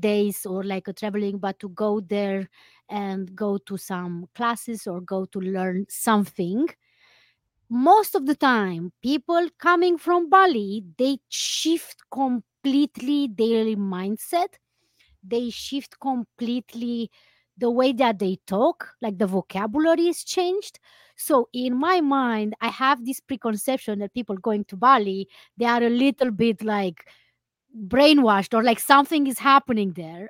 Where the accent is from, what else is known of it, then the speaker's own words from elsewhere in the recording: Romania; moved away as an adult; also born or lived in Iceland; now in New York, United States; the climate in New York is kind of similar with what we have in Romania